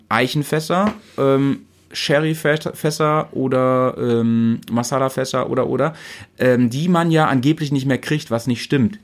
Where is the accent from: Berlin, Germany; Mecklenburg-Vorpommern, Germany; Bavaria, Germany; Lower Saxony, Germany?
Lower Saxony, Germany; Weserbergland; also born or lived in Bremen; meine alte Heimat, wo ich groß geworden bin